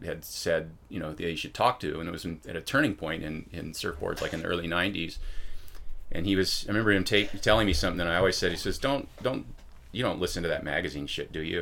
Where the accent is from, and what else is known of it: Newport Beach, California, United States; born or raised there; also born or lived in Pasadena, California / San Gabriel Valley, California